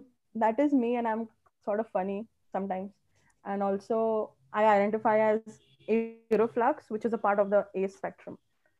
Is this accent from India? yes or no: yes; India; And as an Indian